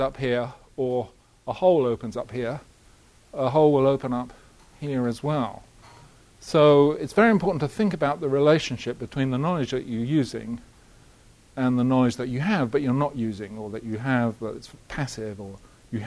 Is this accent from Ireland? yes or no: no; Halifax, Yorkshire and the Humber, United Kingdom; I was born in Halifax